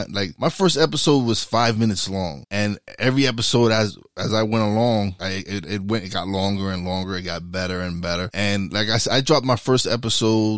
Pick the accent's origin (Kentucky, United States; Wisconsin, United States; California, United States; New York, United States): New York, United States; New York City; I'm from East New York, Brooklyn